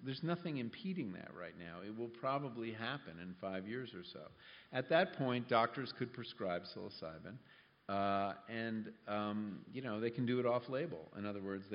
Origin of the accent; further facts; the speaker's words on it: California, United States; I come from California